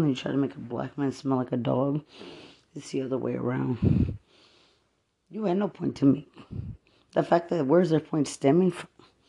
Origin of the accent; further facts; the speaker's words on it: United States; I'm an American.